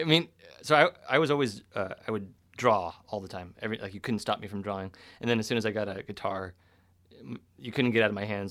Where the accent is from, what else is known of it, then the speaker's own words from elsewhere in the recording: Sonoma, California, United States; Northern California, so Sonoma